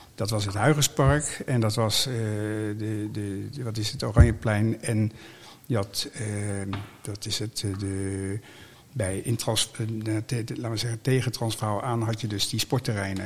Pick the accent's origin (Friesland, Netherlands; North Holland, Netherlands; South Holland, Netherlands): South Holland, Netherlands; The Hague; we zijn vertrokken naar de Schilderswijk. En dat maakt dat ik mijn hele jeugd doorgebracht heb in de Schilderswijk